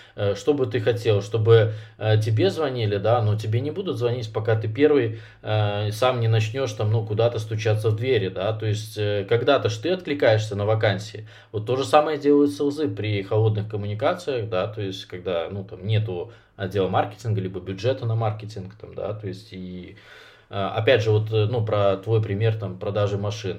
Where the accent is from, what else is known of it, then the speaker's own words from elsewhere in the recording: Minsk, Belarus; я сам из Минска